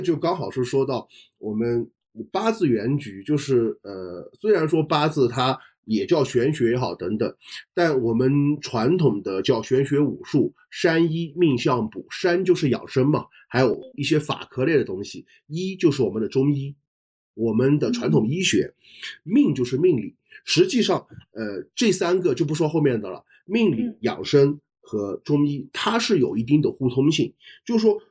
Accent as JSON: {"language": "Chinese", "country": "China", "said": "我们中国人"}